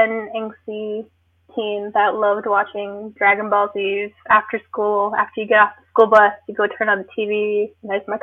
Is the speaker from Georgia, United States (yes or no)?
no; Porcupine, South Dakota, United States; also born or lived in Wisconsin; I'm originally from the Pine Ridge Reservation. I grew up in Porcupine, South Dakota.